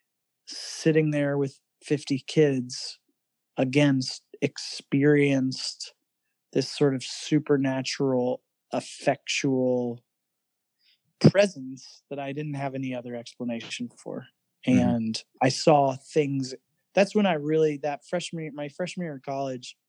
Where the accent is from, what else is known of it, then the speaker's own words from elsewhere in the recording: Fredericksburg, Virginia, United States; I grew up in Fredericksburg, Virginia.